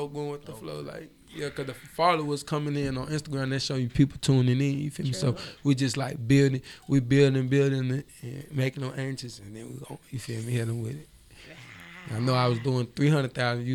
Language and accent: English; Monroe, Louisiana, United States; also born or lived in Champaign, Illinois / Chicago; now in Atlanta, United States; I'm from the 318, Monroe, Louisiana. Yeah, to be exact, 318.